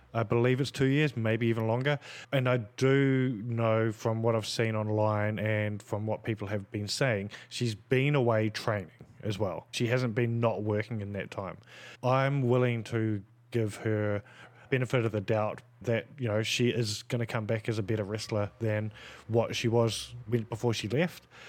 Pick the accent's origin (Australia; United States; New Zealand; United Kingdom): New Zealand; growing up in New Zealand in a Polynesian